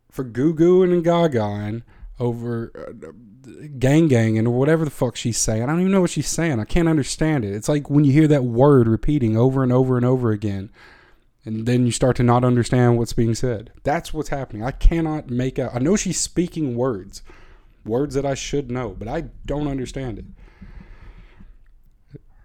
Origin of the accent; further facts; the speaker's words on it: Tennessee, United States; I am from Tennessee